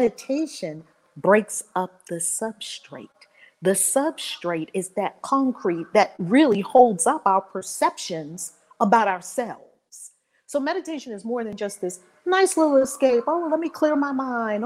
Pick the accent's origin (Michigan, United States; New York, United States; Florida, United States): New York, United States; New York City; I grew up in Harlem